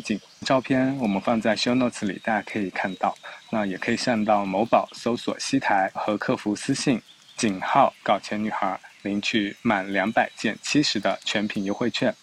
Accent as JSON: {"language": "Chinese", "area": "the South", "region": "southern China", "country": "China", "moved": "yes", "lives_now": "Shanghai, China", "said": "作为南方人呢"}